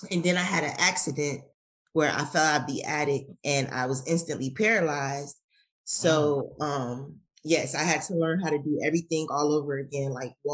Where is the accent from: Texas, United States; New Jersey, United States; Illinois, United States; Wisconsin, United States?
Illinois, United States; Chicago; moved away as an adult; now in Atlanta, United States; I am originally from Chicago, and I moved here in 2004